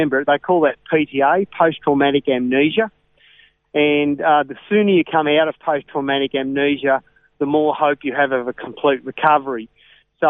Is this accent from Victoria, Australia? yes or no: yes; Ballarat, Victoria, Australia; I was born in Victoria, spent most of my life and was raised in Ballarat